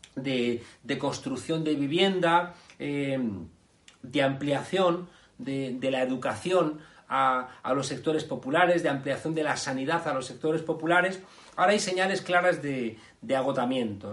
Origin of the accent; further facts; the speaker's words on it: Spain; nuestro país